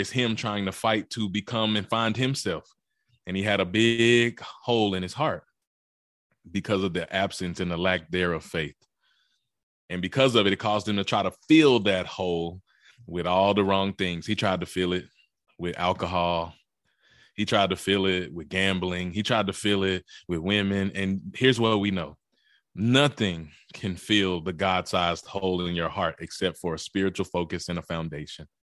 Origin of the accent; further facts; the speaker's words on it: Mississippi, United States; also born or lived in Memphis, Tennessee; But I'm from Mississippi. I was born in Memphis, Tennessee, raised in Mississippi